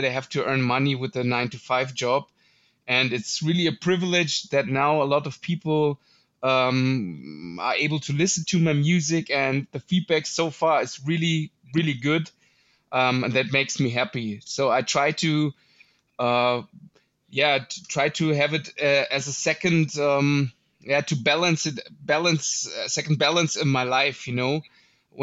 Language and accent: English; Munich, Bavaria, Germany; I'm also from Germany, from Munich, Germany, which is not a boom bap hotspot.